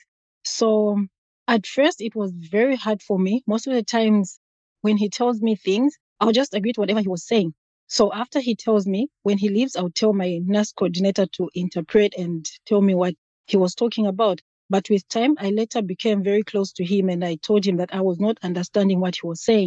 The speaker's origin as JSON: {"language": "English", "country": "Zambia", "moved": "as an adult", "lives_now": "Pennsylvania, United States", "said": "I'm from a country called Zambia, Africa"}